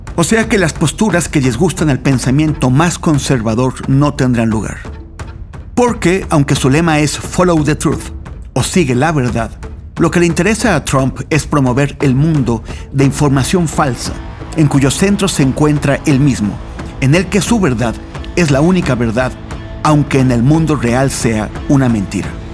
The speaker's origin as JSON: {"language": "Spanish", "country": "Mexico", "said": "en mi país, México"}